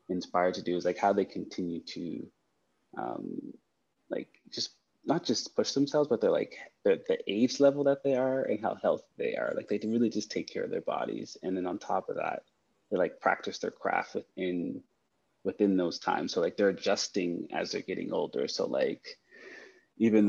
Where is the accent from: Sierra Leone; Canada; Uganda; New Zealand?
Canada; I'm Canadian